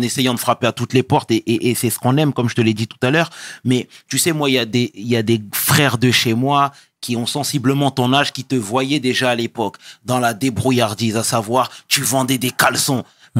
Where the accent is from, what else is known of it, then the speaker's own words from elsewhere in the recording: Senegal; je suis sénégalais